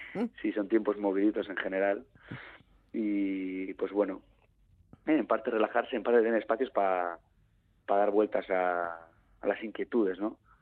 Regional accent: Basque Country, Spain; Yo me puedo etiquetar como vasco, como Euskaldun

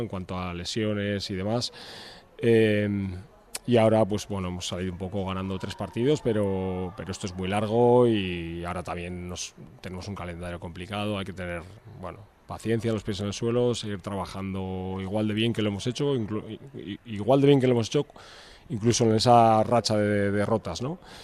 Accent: Portugalete, Basque Country, Spain; moved away as an adult; now in Vitoria-Gasteiz, Spain; Yo vivo aquí, no, nací aquí, soy de Portugalete, pero vivo aquí desde, desde que vine a estudiar la carrera.

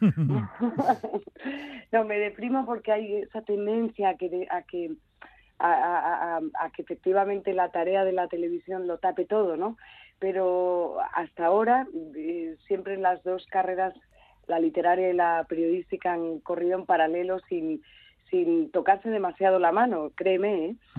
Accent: Galicia, Spain; Galicia es, una, es mi tierra mm, de, niñez

